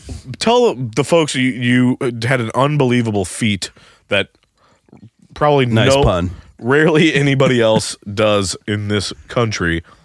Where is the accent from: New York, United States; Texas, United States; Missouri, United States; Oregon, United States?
Missouri, United States; St. Charles; oh, yeah, from St. Charles.